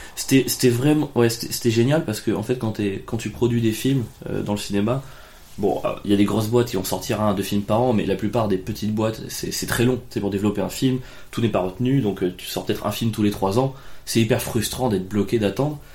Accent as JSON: {"language": "French", "area": "Ardèche", "region": "Auvergne-Rhône-Alpes", "country": "France", "also_born_or_lived": "Cagnes-sur-Mer", "moved": "as an adult", "said": "j'étais d'Ardèche"}